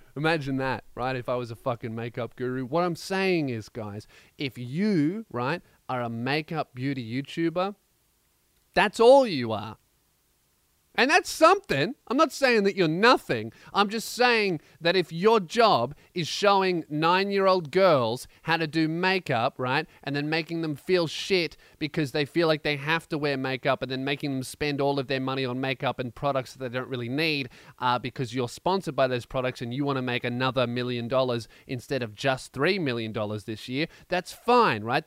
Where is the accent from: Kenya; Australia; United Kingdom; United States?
Australia; Melbourne, Victoria; in Melbourne, my hometown